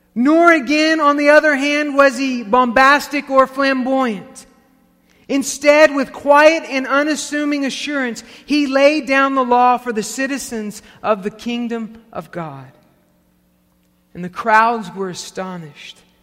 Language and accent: English; the South, United States; as a Pentecostal kid growing up in the South